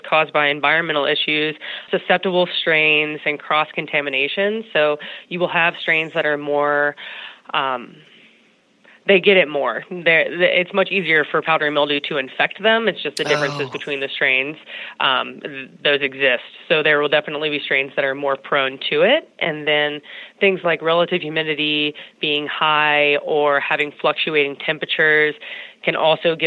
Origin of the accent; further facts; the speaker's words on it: North Carolina, United States; I grew up in North Carolina, which is one of the largest states for agricultural business in the United States.